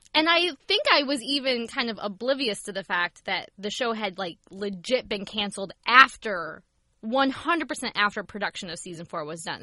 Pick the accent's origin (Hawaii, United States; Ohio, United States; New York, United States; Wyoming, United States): Ohio, United States; moved away; also born or lived in Pennsylvania; growing up in Ohio